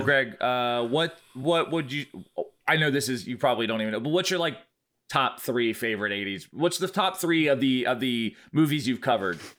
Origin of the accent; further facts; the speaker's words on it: Brunswick, Georgia, United States; in my hometown of Brunswick, Georgia